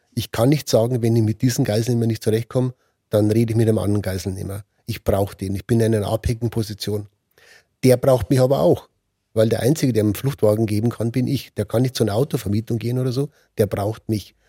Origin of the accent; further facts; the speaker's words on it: Germany; als Deutsche